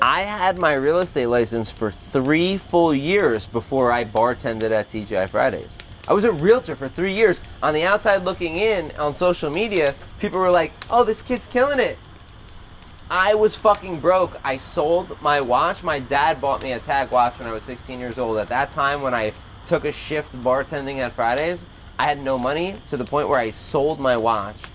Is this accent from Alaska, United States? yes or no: no; Toms River, New Jersey, United States; I grew up in Tom's River in a very small thinking town